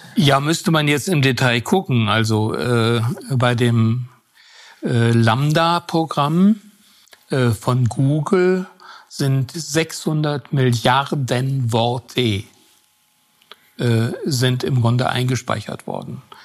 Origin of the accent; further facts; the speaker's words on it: Southern Germany, Germany; ich komme ja aus Süddeutschland